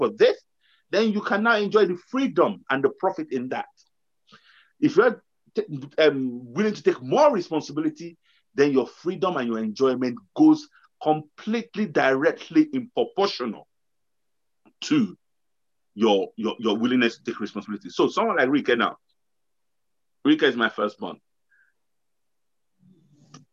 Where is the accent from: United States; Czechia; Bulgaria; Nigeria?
Nigeria; I know we're coming from Nigeria